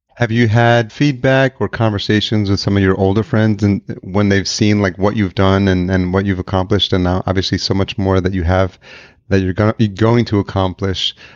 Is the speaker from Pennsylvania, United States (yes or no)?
no; Yonkers, New York, United States; moved away as an adult; also born or lived in Atlanta / Los Angeles; now in Minneapolis, United States; I grew up in Yonkers